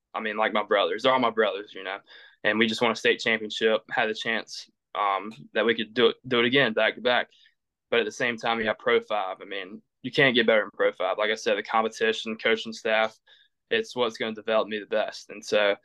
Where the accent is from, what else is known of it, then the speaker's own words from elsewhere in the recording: Perquimans County, North Carolina, United States; I played 3 years of public school for Perquimans County, my hometown